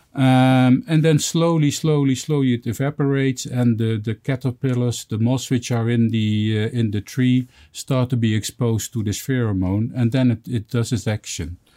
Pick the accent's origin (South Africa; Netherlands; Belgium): Netherlands; in my home country in the Netherlands where I live.